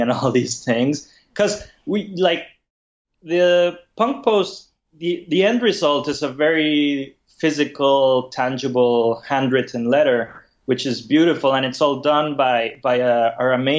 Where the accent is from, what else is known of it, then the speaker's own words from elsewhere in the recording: Mexico; moved away as an adult; now in San Francisco, United States; I'm originally from Mexico, but I've been in San Francisco for the last 12 years